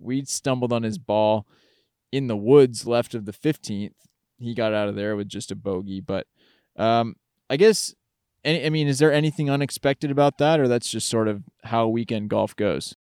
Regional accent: Massachusetts, United States; I grew up in Massachusetts, um, was born in 91.

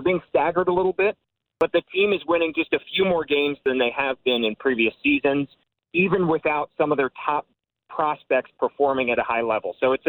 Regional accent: outside of Philadelphia, Pennsylvania, United States; I grew up outside of Philly, so I grew up on a diehard Philly sports fan

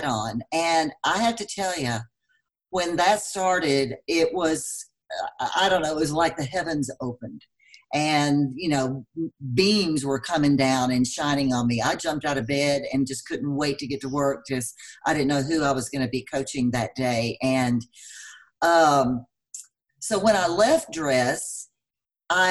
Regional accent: Texas, United States; moved away as an adult; now in Denver, United States; I'm from Texas, as you probably can tell by my accent. I've lived here for 15 years

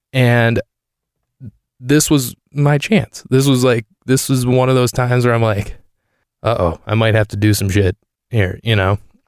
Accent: Michigan, United States; there was a Target that's probably a 15-minute walk from the house I grew up in Michigan.

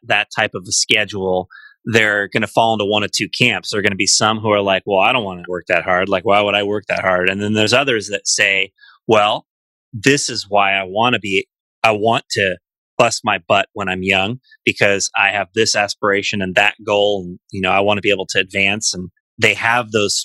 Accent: San Francisco Bay Area, California, United States; I grew up here

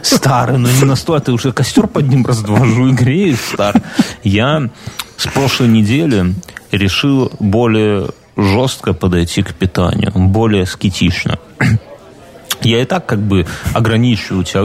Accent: Belarus; я, как белорус

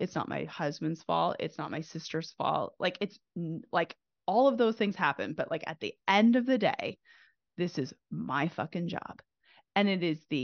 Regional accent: Canada; now in United States; I'm originally from Canada

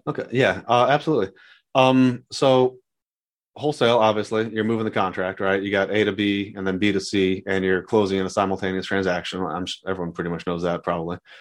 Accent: San Diego, California, United States; moved away as an adult; now in Dallas, United States; growing up in San Diego

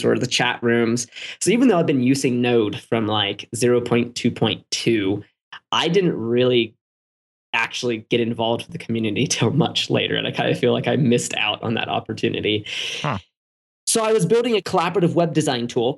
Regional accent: San Diego, California, United States; I was born in San Diego.

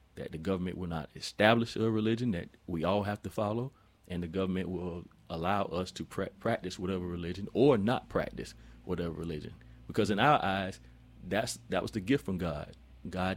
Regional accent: Millen, Georgia, United States; Never saw a mosque growing up in Millen, Georgia

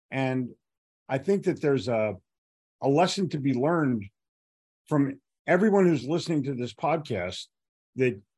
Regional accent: Philadelphia, Pennsylvania, United States; now in Charlotte, United States; When I when I moved to Charlotte, in 1988. I was here for about a year

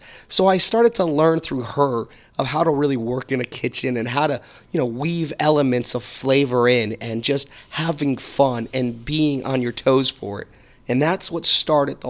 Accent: Connecticut, United States; growing up in Connecticut, we did not have cable TV

